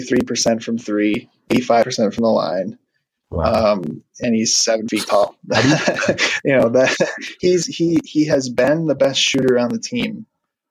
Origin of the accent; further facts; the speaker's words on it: Wisconsin, United States; now in Minneapolis, United States; I'm originally from Wisconsin, but I live, in Minneapolis now